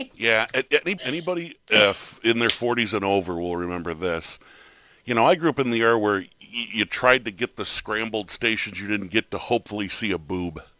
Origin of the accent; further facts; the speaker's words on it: Buffalo, New York, United States; I'm from Buffalo